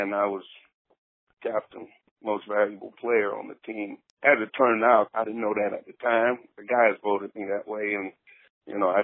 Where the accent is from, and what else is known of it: the Glades area, Florida, United States; born or raised there; moved away as an adult; also born or lived in Iowa